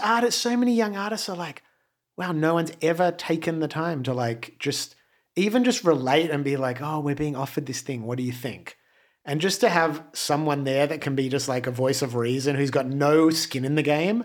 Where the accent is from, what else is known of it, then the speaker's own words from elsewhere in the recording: Australia; moved away as an adult; now in Los Angeles, United States; when I first came to LA from Australia